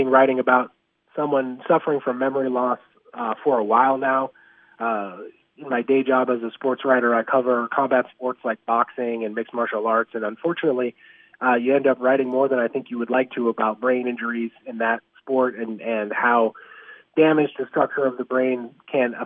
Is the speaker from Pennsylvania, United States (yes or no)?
no; Montana, United States; I grew up in Montana